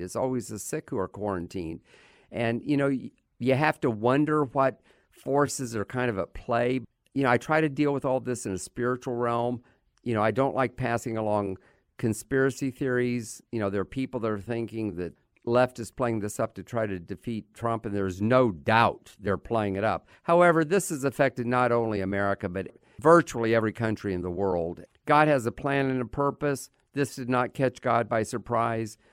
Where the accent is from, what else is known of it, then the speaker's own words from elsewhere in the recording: United States; as an American